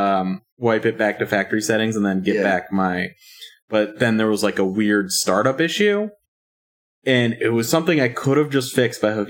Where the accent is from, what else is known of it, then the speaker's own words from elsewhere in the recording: Virginia, United States; I'm from Virginia, but we touch Maryland